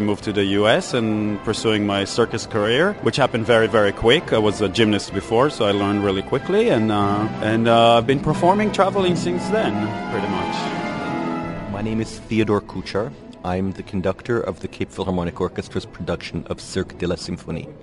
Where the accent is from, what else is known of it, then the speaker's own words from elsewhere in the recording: Israel; moved away as an adult; also born or lived in United States; originally, I'm from Israel. I uh, grew up in Israel till I was about 21.